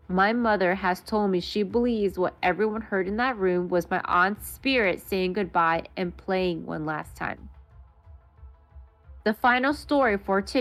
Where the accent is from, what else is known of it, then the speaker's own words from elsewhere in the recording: Maryland, United States; I was born and raised in Montgomery County, Maryland. Woo! Shout out Moco.